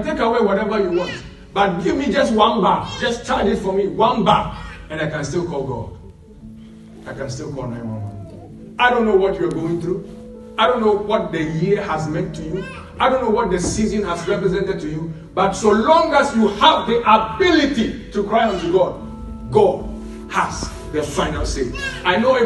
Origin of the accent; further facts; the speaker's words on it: Ghana; moved away; We come from Ghana where we pray more than 99% of the world